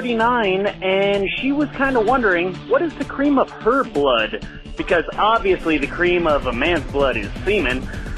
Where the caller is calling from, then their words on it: Idaho, United States; Hey, Tom and Cecil … Unfortunately, I am calling from Idaho.